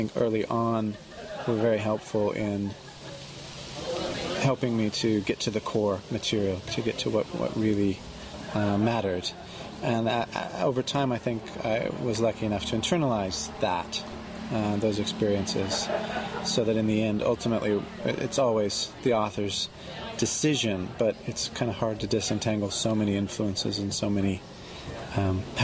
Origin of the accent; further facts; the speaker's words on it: California, United States; moved away as an adult; now in London, United Kingdom; having been born and bred in California